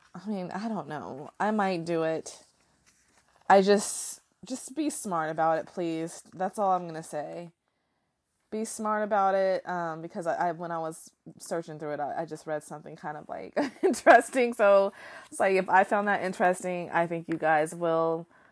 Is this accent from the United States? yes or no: yes; United States; I can only speak as an American